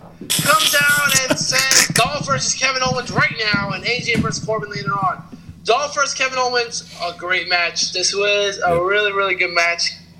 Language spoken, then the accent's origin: English; Toronto, Ontario, Canada; I mean, I'm from the Brooklyn part of Toronto, so... we here, …. All right. We from Canada.